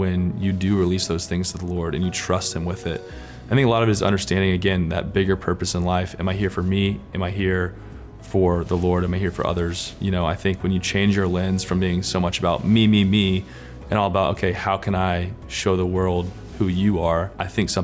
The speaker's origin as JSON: {"language": "English", "town": "Lawrenceville", "region": "Georgia", "country": "United States", "tie": "born or raised there", "moved": "yes", "lives_now": "Nashville, United States", "said": "I grew up in Lawrenceville, Georgia."}